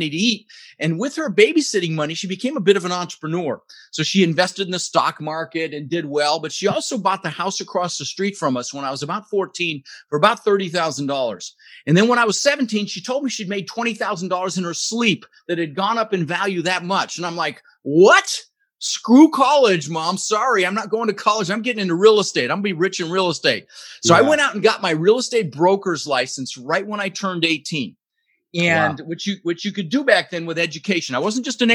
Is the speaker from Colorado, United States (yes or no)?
yes; Denver, Colorado, United States; also born or lived in Netherlands; Immigrated to this country when I was 6 years old with my brother Albert, my mother's Vantje. I was born in the Netherlands in Holland, you know, wooden shoes and windmills and ended up in Denver, Colorado, where I lived for 30 years.